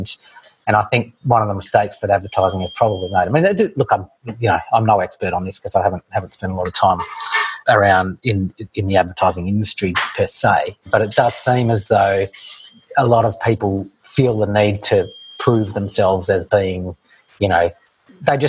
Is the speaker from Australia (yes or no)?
yes; Australia; born or raised there